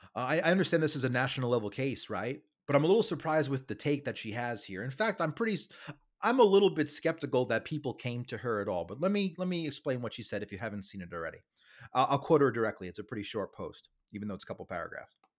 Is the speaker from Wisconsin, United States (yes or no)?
no; New York City, New York, United States; I'm from Staten Island, New York